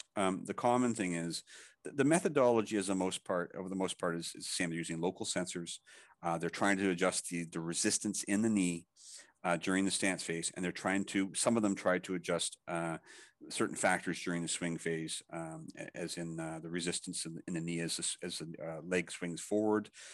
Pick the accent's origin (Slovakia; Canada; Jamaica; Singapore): Canada; also born or lived in Thailand; I'm Canadian, but I, I, I live, uh, also in Thailand, so I'm back and forth